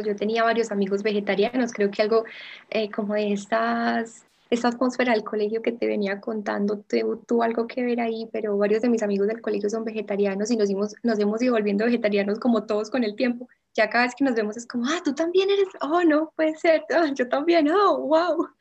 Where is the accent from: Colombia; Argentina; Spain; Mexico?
Colombia; Envigado, Antioquia; toda la vida envigado